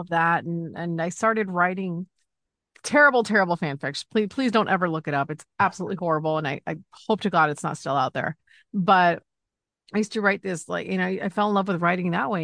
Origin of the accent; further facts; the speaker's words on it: Los Angeles, California, United States; also born or lived in Chicago; I grew up in Los Angeles